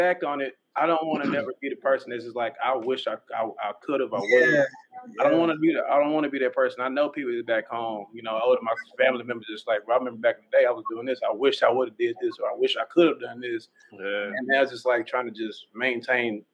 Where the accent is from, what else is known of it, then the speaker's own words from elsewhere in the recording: North Little Rock, Arkansas, United States; we from Arkansas. There ain't too much down there. I'm from North Little Rock